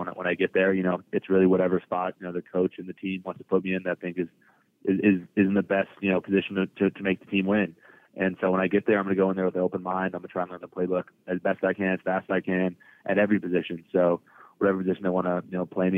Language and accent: English; New England, United States; growing up in New England